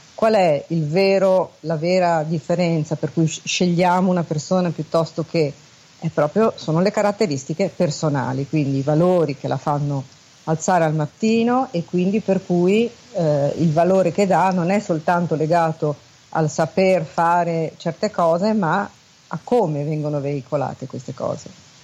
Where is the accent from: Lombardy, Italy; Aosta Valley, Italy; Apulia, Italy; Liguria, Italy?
Liguria, Italy; Genoa; also born or lived in Milan; sono genovese e quindi chiamo da Genova